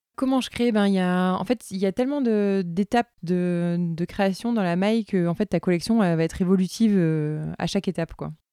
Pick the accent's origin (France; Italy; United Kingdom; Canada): France; Toulouse, Occitania; moved away as an adult; now in Loire, France; j'étais originaire du Tarn euh, de Toulouse